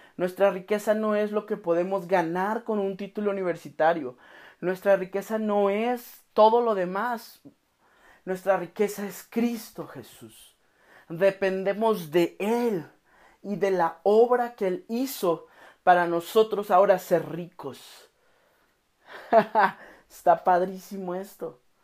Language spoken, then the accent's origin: Spanish; Oaxaca, Mexico; now in Guadalajara, Mexico; Yo crecí en la ciudad de Oaxaca. Yo soy de Oaxaca, vivo aquí en Guadalajara.